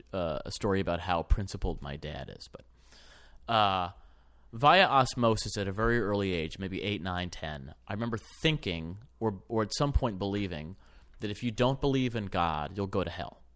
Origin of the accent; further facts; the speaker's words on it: Ann Arbor, Michigan, United States; I grew up in Ann Arbor